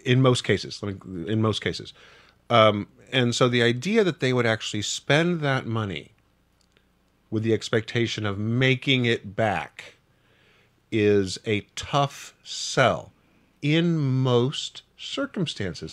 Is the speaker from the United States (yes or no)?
yes; Wichita, Kansas, United States; I grew up in Wichita, Kansas